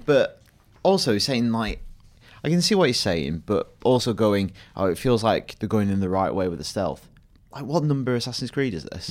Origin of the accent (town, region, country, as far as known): Blackburn, North West England, United Kingdom; born or raised there